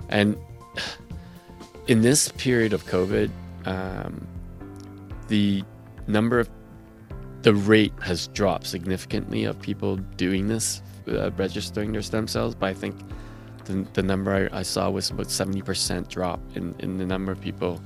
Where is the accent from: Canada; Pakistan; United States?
Canada; Quebec City, Quebec; I grew up in Quebec City, which was ma-, mainly Protestant